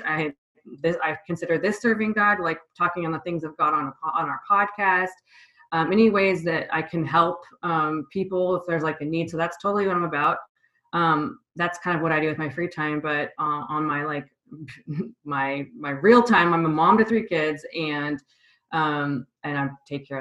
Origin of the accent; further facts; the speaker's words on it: Vancouver, Washington, United States; also born or lived in Portland, Oregon; now in Seattle, United States; I grew up in Vancouver, Washington, and the Portland area. And then I moved up here after I got out of the Army. And I've been up in the Seattle area ever since